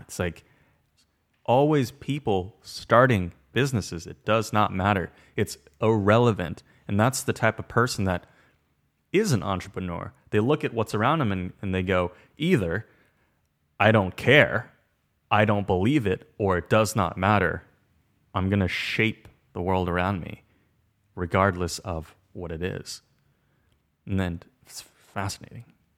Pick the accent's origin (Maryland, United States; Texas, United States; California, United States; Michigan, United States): California, United States; Orange County; I'm born here